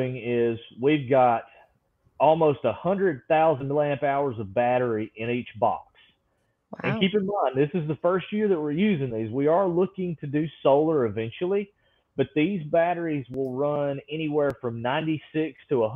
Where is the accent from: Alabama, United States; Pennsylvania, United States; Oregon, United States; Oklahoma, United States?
Alabama, United States; I was born and raised in Alabama